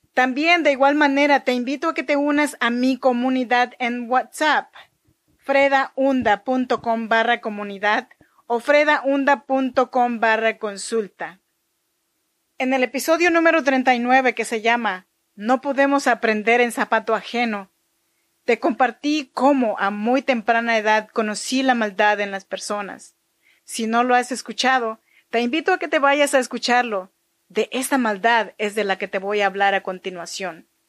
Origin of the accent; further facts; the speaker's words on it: Chinantla region, Oaxaca, Mexico; yo soy mexicana oaxaqueña de la región chinanteca